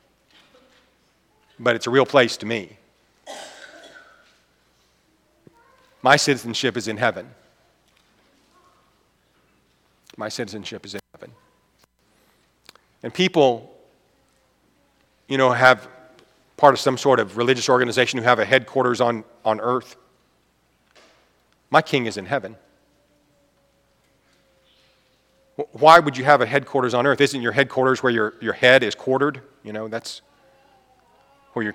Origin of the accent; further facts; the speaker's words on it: United States; I'm an American.